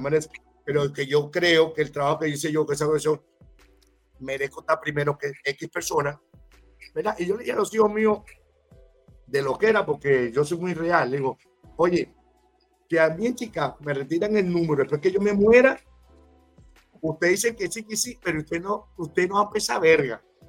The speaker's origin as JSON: {"language": "Spanish", "region": "Miranda", "country": "Venezuela", "tie": "born or raised there", "also_born_or_lived": "Ocumare del Tuy", "moved": "yes", "said": "Yo nací en el tour me crié en Miranda"}